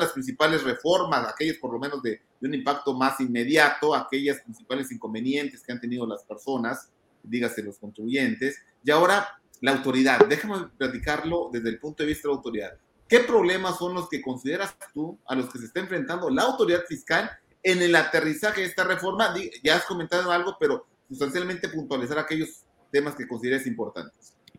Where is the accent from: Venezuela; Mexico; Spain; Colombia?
Mexico